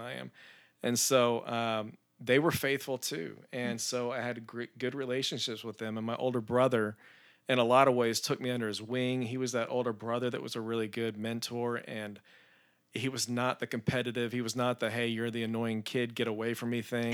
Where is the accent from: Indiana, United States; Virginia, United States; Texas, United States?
Texas, United States; Spring; also born or lived in Tallahassee, Florida; was raised in Spring, Texas